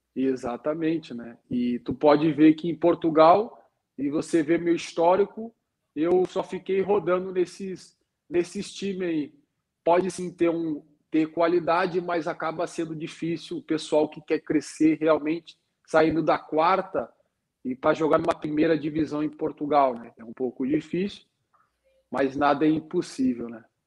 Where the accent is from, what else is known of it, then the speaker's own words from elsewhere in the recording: Porto Alegre, Rio Grande do Sul, Brazil; eu sou gaúcho, meu irmão também, nós somos, somos gaúcho uh, de Porto Alegre